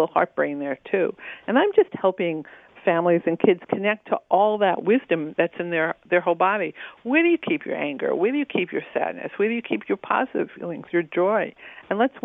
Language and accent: English; New York, United States; I grew up in New York